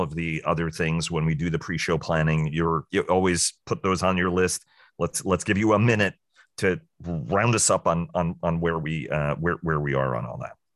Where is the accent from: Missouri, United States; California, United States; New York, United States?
New York, United States; New York City; somebody who was born and raised in New York City